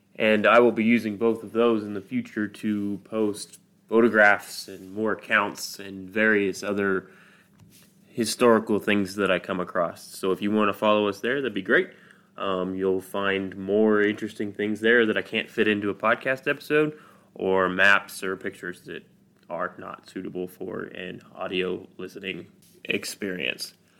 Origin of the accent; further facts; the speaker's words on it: Midwest, United States; I'm from the Midwest, so we don't really have hurricanes or earthquakes here